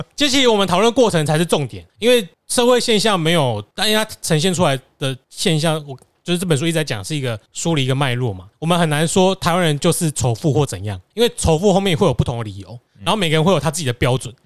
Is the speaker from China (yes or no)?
no; Taiwan; 包括我们台湾人也可以啦